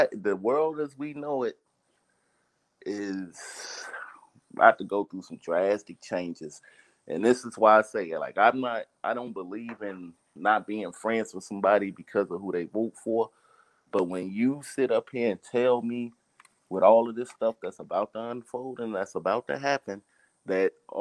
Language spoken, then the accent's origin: English; Chicago, Illinois, United States; moved away as an adult; now in Houston, United States; I'm originally from Chicago